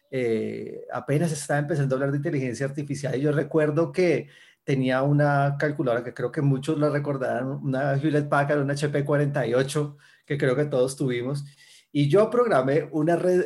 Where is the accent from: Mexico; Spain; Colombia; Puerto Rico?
Colombia; Cali, Valle del Cauca; yo soy de Cali, Colombia. Eh, allá he vivido toda mi vida